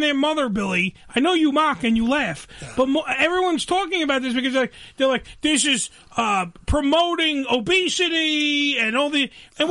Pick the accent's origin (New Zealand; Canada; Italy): Canada; And, well, we're Canadian, so that's great.